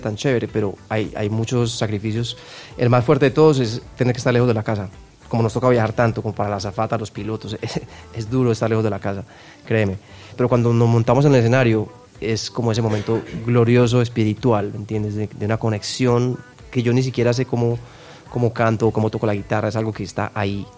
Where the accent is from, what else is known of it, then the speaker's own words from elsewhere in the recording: Medellín, Antioquia, Colombia; yo soy de Medellín